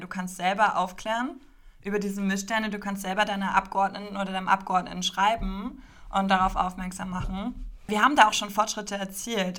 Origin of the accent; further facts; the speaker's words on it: Berlin, Germany; Ich komme aus Berlin